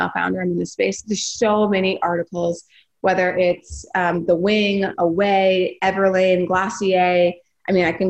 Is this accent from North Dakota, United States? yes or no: yes; North Dakota, United States; I'm from North Dakota